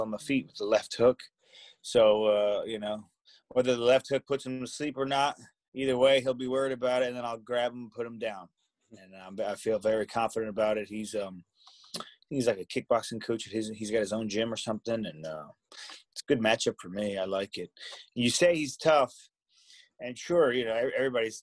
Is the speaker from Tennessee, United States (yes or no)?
no; Cherry Hill, New Jersey, United States; I'm from Cherry Hill, New Jersey